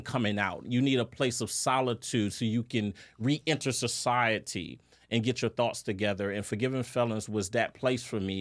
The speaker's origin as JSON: {"language": "English", "town": "New Orleans", "region": "Louisiana", "country": "United States", "said": "I'm, I'm from New Orleans"}